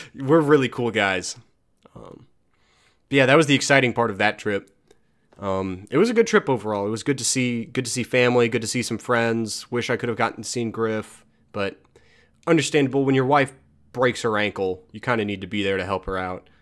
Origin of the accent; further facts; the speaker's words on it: United States; I'm American.